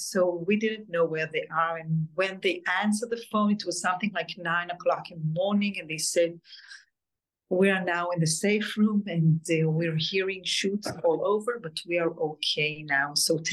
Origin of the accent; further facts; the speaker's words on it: Alumim, Southern District, Israel; born there; English is a second language; I was born in Kibbutz Elumim. It's a very small kibbutz right near the border with Gaza.